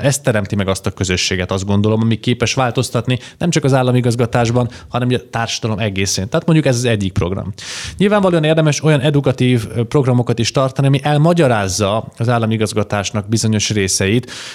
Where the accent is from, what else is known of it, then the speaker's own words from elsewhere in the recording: Debrecen, Hajdú-Bihar, Hungary; debreceni vagyok eredetileg